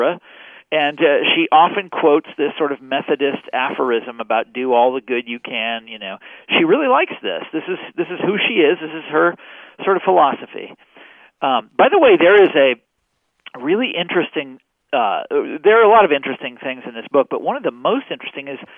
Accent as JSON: {"language": "English", "town": "Kansas City", "country": "United States", "tie": "born or raised there", "moved": "yes", "said": "I'm from Kansas City, and when I was in high school, we played a game called College Bowl, where you would answer trivia questions. This is in Kansas City"}